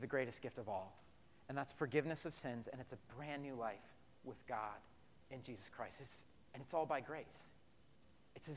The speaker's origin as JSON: {"language": "English", "region": "Colorado", "country": "United States", "tie": "born or raised there", "moved": "yes", "said": "back in Colorado in my hometown"}